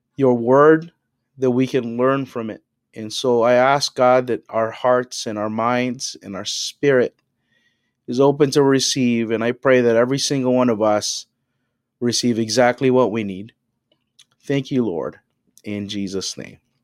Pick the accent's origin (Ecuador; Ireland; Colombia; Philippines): Philippines; now in Toronto, Canada; I'm an immigrant from the Philippines